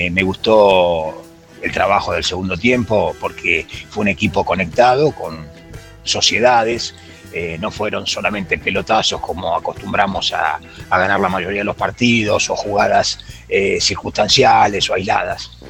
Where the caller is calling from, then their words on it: Castelar, Buenos Aires Province, Argentina; Buenas tardes, Ramiro, muchachos de Esperanza. Un saludo, mm. … de Castelar.